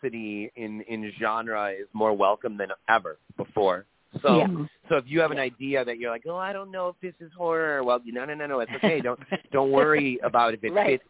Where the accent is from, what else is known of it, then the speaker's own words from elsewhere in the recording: Michigan, United States; growing up in Michigan